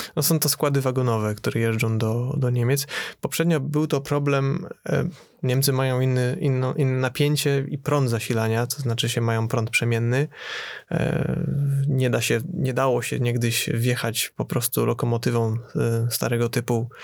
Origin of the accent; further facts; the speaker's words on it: Poznań, Greater Poland, Poland; u nas w Poznaniu